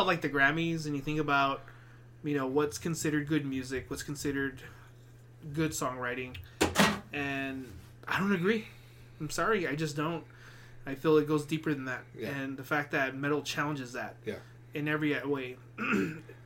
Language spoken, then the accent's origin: English; El Paso, Texas, United States; a little Mexican kid growing up in El Paso.